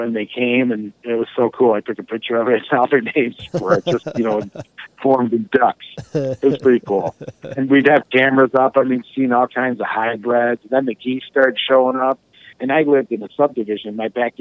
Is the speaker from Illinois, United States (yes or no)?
yes; Wilmette, Illinois, United States; I grew up in Wilmette, Illinois, which is right on Lake Michigan